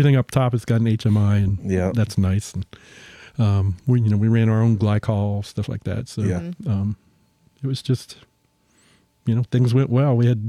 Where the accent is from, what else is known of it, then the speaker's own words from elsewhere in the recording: Pennsylvania, United States; now in Roanoke, United States; I'm originally from Pennsylvania